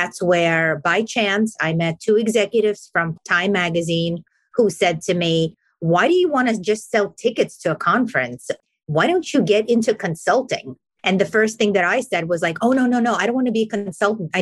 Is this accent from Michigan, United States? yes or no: no; New York City, New York, United States; I grew up in Brooklyn, New York